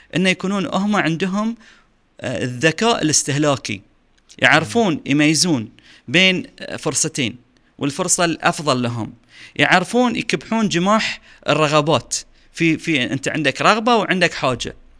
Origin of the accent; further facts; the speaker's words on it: Bahrain; عندنا في البحرين